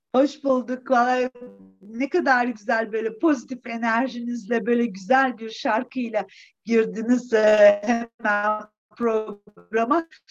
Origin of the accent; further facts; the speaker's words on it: Eskişehir, Turkey; also born or lived in Wisconsin, United States; 1962 Eskişehir doğumluyum.